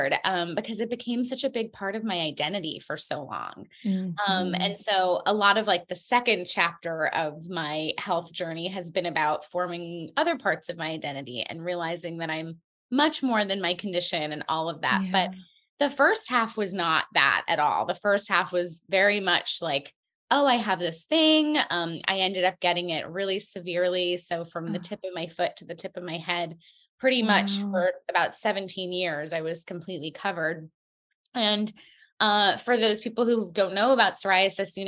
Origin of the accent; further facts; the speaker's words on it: New York, United States; I'm a New Yorker. I live in Brooklyn